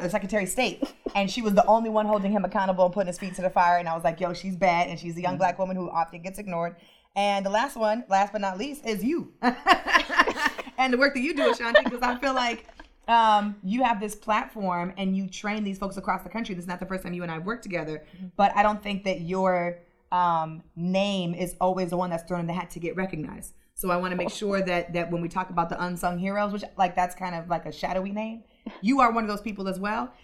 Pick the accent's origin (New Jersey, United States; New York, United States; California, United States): California, United States; Los Angeles; also born or lived in DMV area (Washington, D.C. metropolitan area); now in Washington, D.C. area, United States; I'm originally from Los Angeles, California. I live here in the DMV area